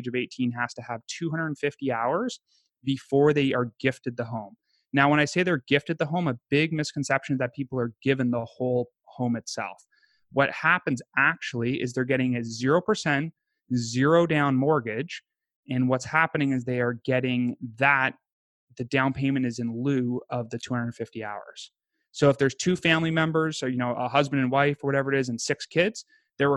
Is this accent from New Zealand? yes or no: no; Canada; moved away as an adult; also born or lived in upstate New York / Pittsburgh / Pennsylvania; I grew up in Canada